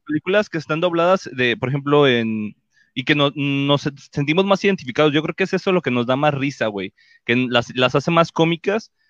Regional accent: Mexico; todos aquí somos mexicanos

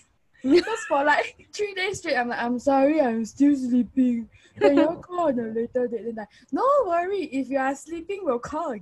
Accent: Singapore; accent: Singaporean; all my Singaporean accent come out.

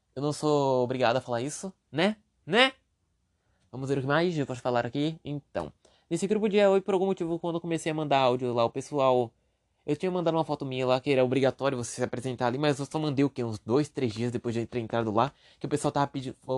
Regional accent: Brazil; Mas eu sou preguiçoso e sou brasileiro

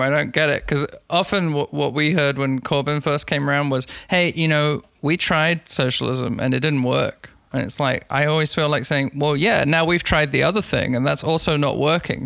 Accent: London, United Kingdom; I'm from I'm from London, as I said. I've finished high school in 2008

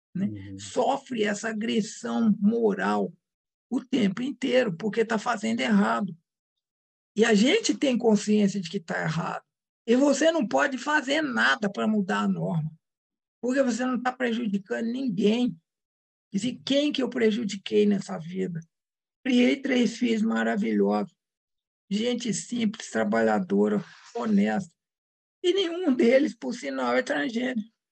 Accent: Minas Gerais, Brazil; Eu sou mineira

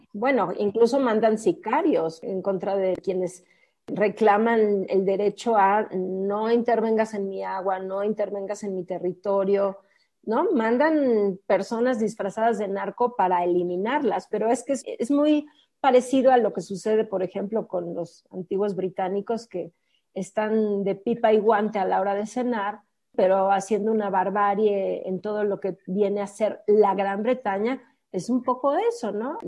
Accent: Mexico; los que somos mexicanos

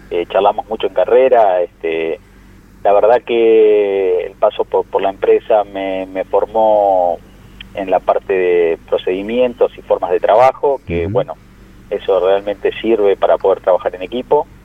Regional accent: La Plata, Buenos Aires Province, Argentina; yo soy de La Plata, hice secundario técnico en la Escuela Industrial de La Plata

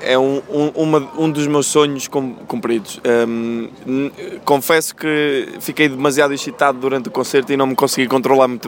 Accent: Aveiro, Aveiro District, Portugal; also born or lived in Venezuela; eu sou eu sou de Aveiro, sou, nasci na Venezuela, mas vivi em Aveiro muitos anos.

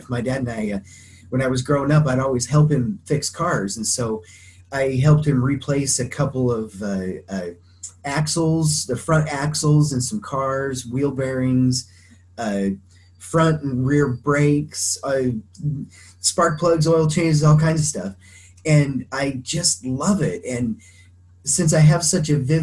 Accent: Craig, Colorado, United States; moved away; the town I grew up in, Craig in Colorado, it's small enough

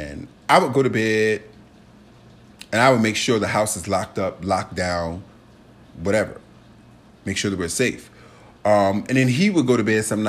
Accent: Richmond, Virginia, United States; moved away; I went home to Richmond. I'm from Richmond, Virginia. Shout out RVA, two up, two down

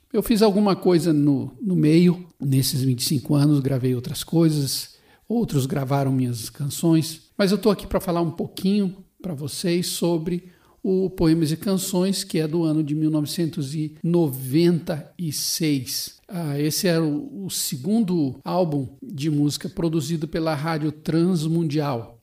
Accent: Boa Vista, Roraima, Brazil; moved away; eu fui a Boa Vista, minha cidade natal

